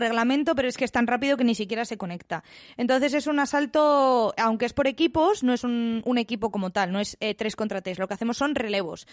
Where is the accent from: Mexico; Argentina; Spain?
Spain; Villanueva de la Cañada, Community of Madrid; yo soy de Villanueva de la Cañada